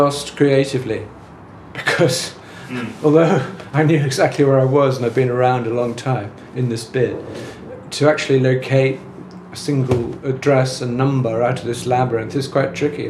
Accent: Dublin, Leinster, Ireland; now in London, United Kingdom; I was moving to London when I moved in the 60s from Dublin, which was a kind of a sleepy kind of provincial town, very, very dominated by the church and so on.

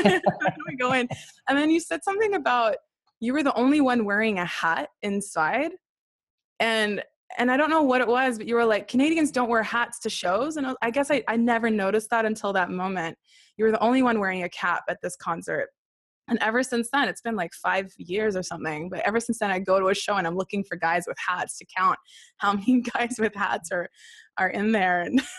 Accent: Haifa, Haifa District, Israel; also born or lived in Sydney, Australia; And then I was born in Sydney, Australia, not long after that. And my sister was then born in Sydney. And then my family got asked to volunteer in the Baha'i World Center. And so we moved to Haifa, where my first written language became Hebrew.

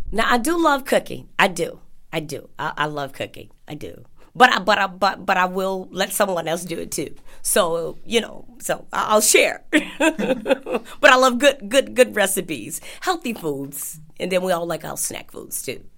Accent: Chicago, Illinois, United States; I am originally from Chicago

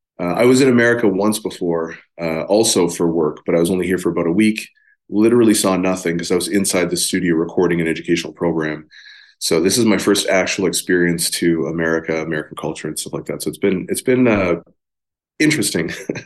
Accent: Amsterdam, North Holland, Netherlands; born there; I was born in Amsterdam, Netherlands.

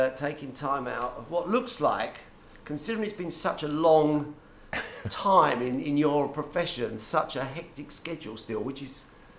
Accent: Gravesend, South East England, United Kingdom; we were both brought up in the... I suppose you call it a bit gritty estuary town of Gravesend.

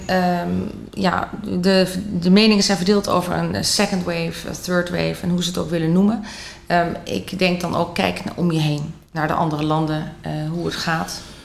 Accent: Netherlands; wij eh, als Nederlanders

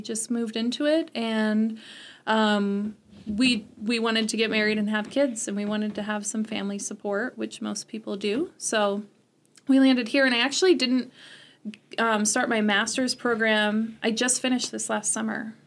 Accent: Salmon, Idaho, United States; also born or lived in Modesto, California / Sonora, California; now in Chadron, United States; I grew up most of my life in Idaho in different places.

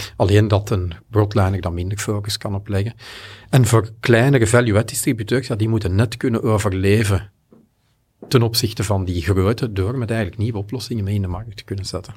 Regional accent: Belgium; Ik ben Belg natuurlijk, ik ben hier in Nederland te gast

